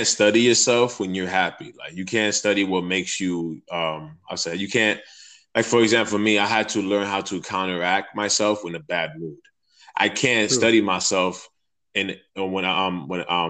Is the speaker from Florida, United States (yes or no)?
yes; Florida, United States; I'm from the United States in Florida.